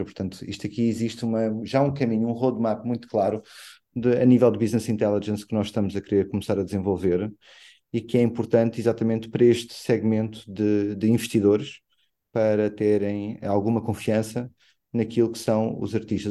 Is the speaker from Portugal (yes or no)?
no; Angola; Como angolano que sou